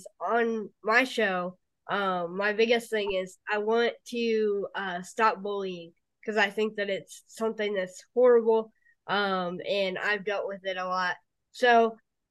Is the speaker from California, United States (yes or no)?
no; Philadelphia, Pennsylvania, United States; now in Indianapolis, United States